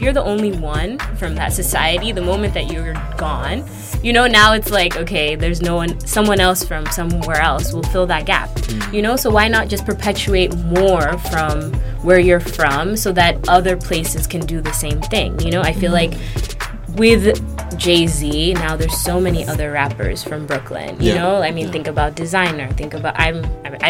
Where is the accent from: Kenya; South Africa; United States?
Kenya; I'm from Kenya, I'm from East Africa